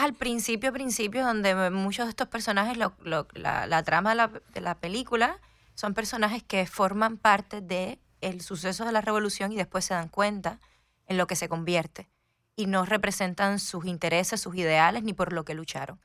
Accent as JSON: {"language": "Spanish", "region": "Havana", "country": "Cuba", "tie": "born or raised there", "moved": "as an adult", "lives_now": "United States", "said": "llegué a los 20, entonces crecí, por supuesto, en, La Habana."}